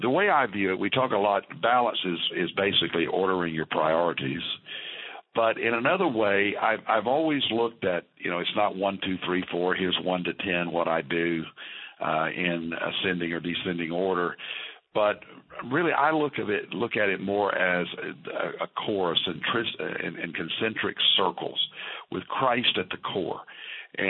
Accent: Fort Worth, Texas, United States; also born or lived in Arkansas; the 60s I spent in the great Fort Worth, Texas, that I call my hometown

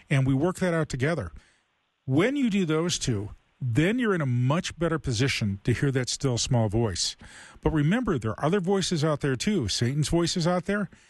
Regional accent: Toledo, Ohio, United States; grew up in Toledo.

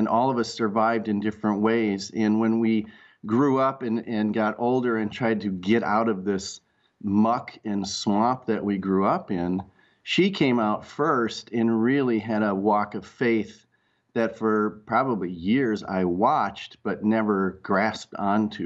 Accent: Rochester, Minnesota, United States; also born or lived in Red Wing, Minnesota; I grew up in Rochester, Minnesota, under the shadow of the Mayo Clinic

